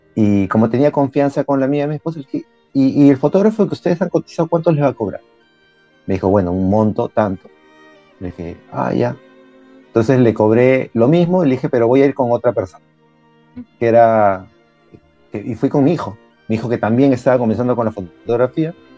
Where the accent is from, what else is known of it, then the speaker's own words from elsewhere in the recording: Peru; soy de Perú, vivo en Lima